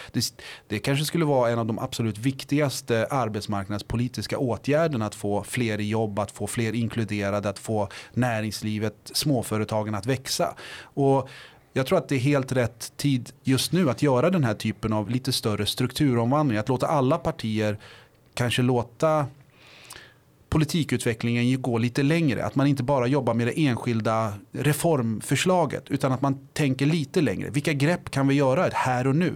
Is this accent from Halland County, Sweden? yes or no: no; Botkyrka, Stockholm County, Sweden; moved away as an adult; now in Linköping, Sweden; i Vårby gård, eh, är jag uppväxt